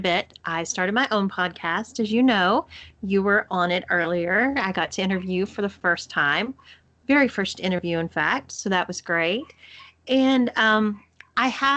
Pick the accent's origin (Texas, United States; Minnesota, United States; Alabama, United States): Texas, United States; accent: Texas; my Texas accent